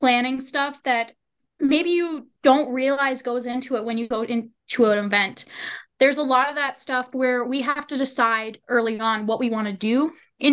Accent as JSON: {"language": "English", "area": "Sibley County", "region": "Minnesota", "country": "United States", "said": "from Sibley County"}